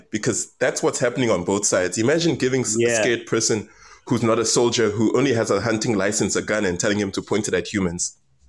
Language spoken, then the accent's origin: English; Cape Town, Western Cape, South Africa; I grew up in Cape Town.